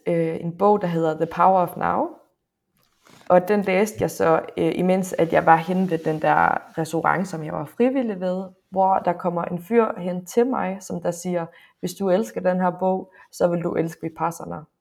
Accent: Frederikshavn, North Denmark Region, Denmark; jeg er fra Nordjylland, jeg er fra Frederikshavn

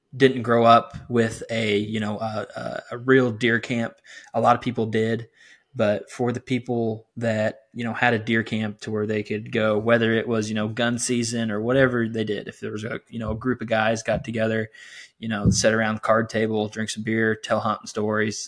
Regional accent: South Central Illinois, United States; I'm from South Central Illinois

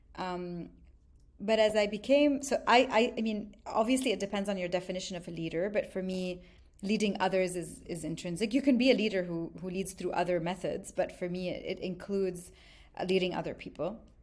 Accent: Lebanon; also born or lived in Montreal, Canada; now in Dubai, United Arab Emirates; I grew up, um, mostly in Lebanon, but also part of my childhood on and off, back and forth to Montreal.

